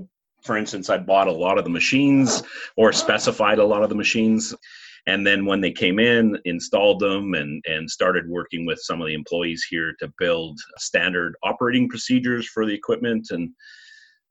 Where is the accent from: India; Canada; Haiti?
Canada; Rossland, British Columbia; also born or lived in Vancouver; I grew up in Rosslyn, which is another small community near where the college is.